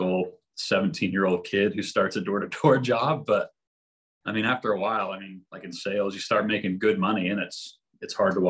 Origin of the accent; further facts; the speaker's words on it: Sandy, Utah, United States; I grew up in Sandy